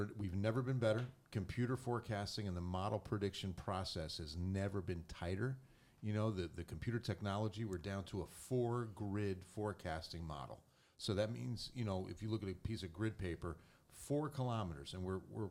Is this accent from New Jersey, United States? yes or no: yes; New Jersey, United States; now in San Antonio, United States; growing up in New Jersey and hard winters of, you know, like snow and ice